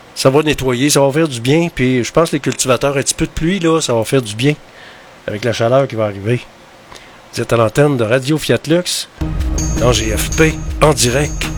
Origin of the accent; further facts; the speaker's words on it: Quebec, Canada; chez nous au Québec